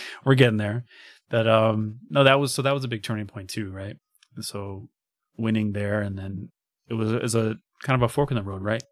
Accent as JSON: {"language": "English", "town": "Chicago", "region": "Illinois", "country": "United States", "said": "I'm a kid from Chicago"}